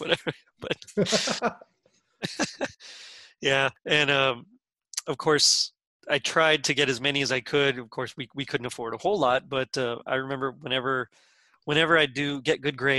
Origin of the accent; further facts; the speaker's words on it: Texas, United States; I'm from Texas